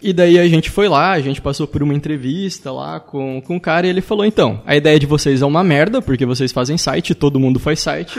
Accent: Joinville, Santa Catarina, Brazil; sou de Joinville, Santa Catarina

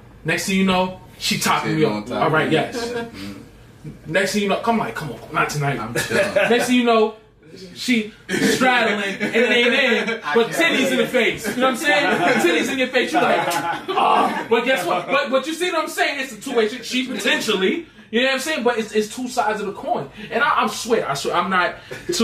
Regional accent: New York, United States; I'm a New Yorker.

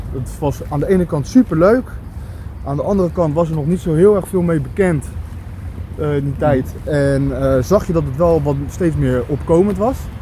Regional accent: Schiedam, South Holland, Netherlands; now in Vlaardingen, Netherlands; ik ben een Schiedammer, net als jij. Ja. En onze roots liggen hier vlakbij in de Goorse

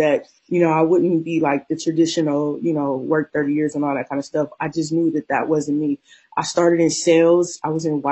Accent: Akron, Ohio, United States; also born or lived in Cleveland, Ohio; I was born and raised in Akron, Ohio.

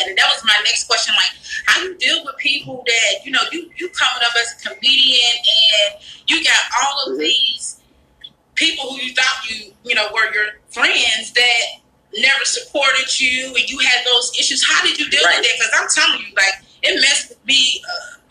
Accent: St. Louis, Missouri, United States; I'm from St. Louis, Missouri

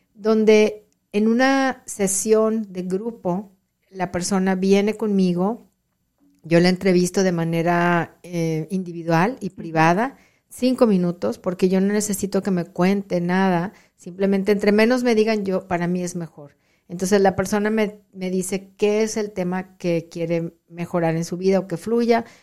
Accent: Monterrey, Nuevo León, Mexico; moved away as an adult; now in Rio Grande Valley, Texas, United States; soy originaria de Monterrey

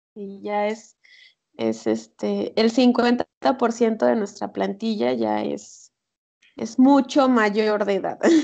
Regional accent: San Andrés Tuxtla, Veracruz, Mexico; moved away; yo soy de San Andrés Tuxtla, mi mamá también

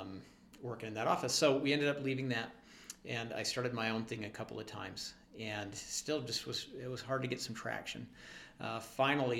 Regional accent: Springville, Utah, United States; also born or lived in Orem, Utah; I grew up down in Springville, just a little ways south of here

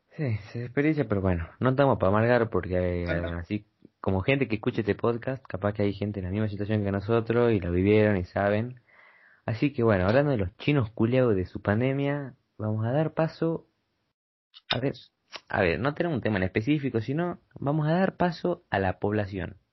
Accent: Argentina; Yo soy de Argentina

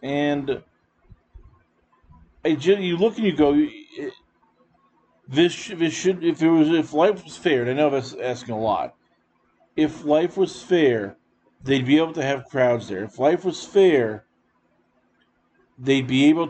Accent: United States; as an American.

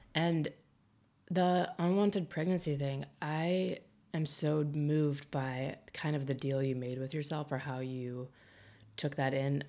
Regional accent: Midwest, United States; moved away; also born or lived in Boulder, Colorado; we're both from the Midwest, it, we were raised to care about people more

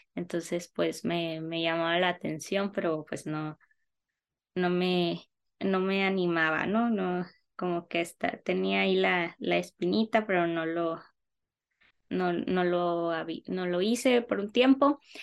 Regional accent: Navojoa, Sonora, Mexico; also born or lived in Mexico City; yo soy de Naujoa, Sonora

